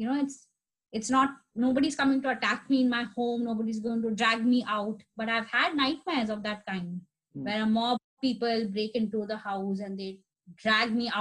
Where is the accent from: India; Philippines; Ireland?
India; now in Jersey City, United States; I am an Indian citizen